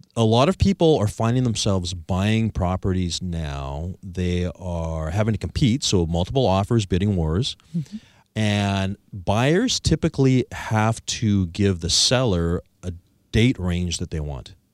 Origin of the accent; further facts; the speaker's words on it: Victoria, British Columbia, Canada; I'm from Victoria, British Columbia